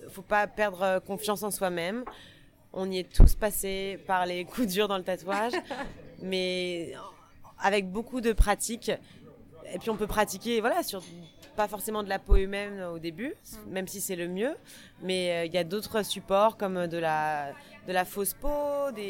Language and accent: French; France; accent: French; moved away as an adult; now in New York, United States; j'étais française. voilà, donc j'étais la petite française avec euh, avec mon accent